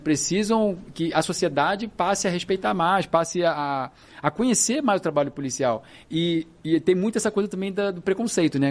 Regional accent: Rio de Janeiro, Brazil; eu sou do Rio de Janeiro

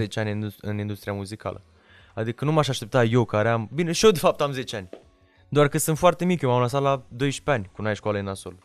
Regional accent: Romania; m-am născut în România

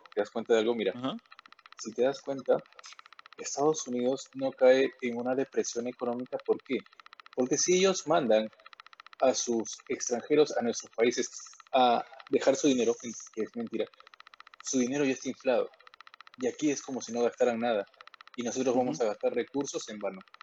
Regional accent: Peru

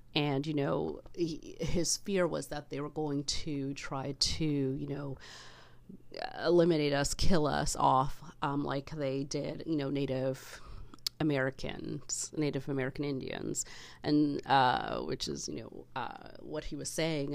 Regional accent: Canada; I love being Canadian

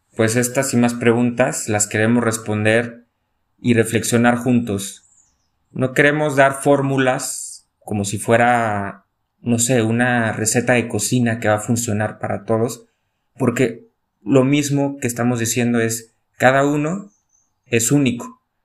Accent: León, Guanajuato, Mexico; moved away as an adult; also born or lived in Rome; now in Salta, Argentina; Yo soy de León, Guanajuato, México

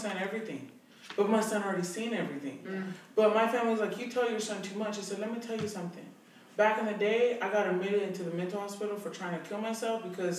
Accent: United States; also born or lived in Mexico; I'm American

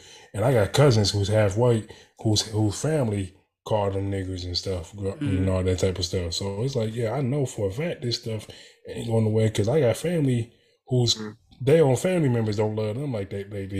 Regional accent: right outside of Detroit, Michigan, United States; I grew up right outside of Detroit

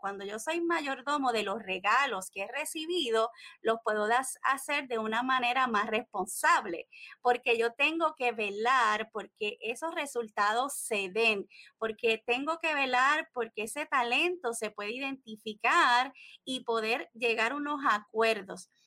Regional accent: Puerto Rico; soy desde de Puerto Rico, la isla del encanto

